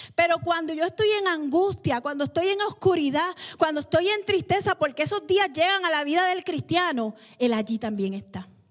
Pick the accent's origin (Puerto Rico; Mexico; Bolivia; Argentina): Puerto Rico; nosotros los puertorriqueños